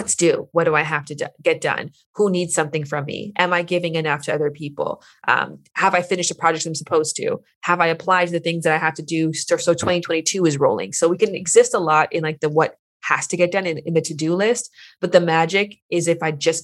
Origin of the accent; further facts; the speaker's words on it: Canada; now in Los Angeles, United States; I'm from Canada